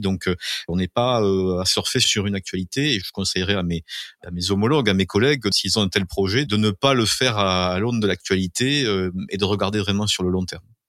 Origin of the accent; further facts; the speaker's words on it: Mazamet, Occitania, France; also born or lived in Toulouse; je suis Mazamétain de naissance. Hein. J'y ai euh, toujours vécu en dehors de la période où j'ai fait mes études à, Toulouse